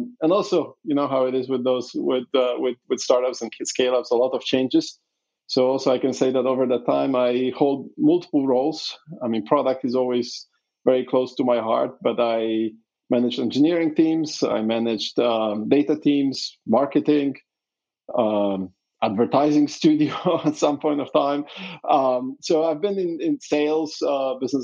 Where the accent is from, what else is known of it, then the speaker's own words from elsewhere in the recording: Poland; I was born in Poland during communism